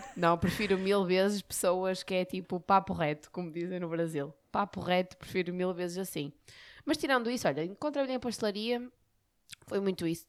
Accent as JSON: {"language": "Portuguese", "town": "Barcelos", "region": "Norte", "country": "Portugal", "said": "eu sou de Barcelos, não é? Eu trabalhava em Barcelos"}